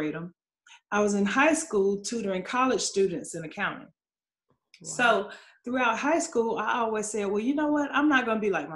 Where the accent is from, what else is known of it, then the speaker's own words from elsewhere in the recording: Atlanta, Georgia, United States; now in Charlotte, United States; I grew up in Atlanta, Georgia, Southwest ATL. So I did grow up in Fulton County. And right now I live in Charlotte, North Carolina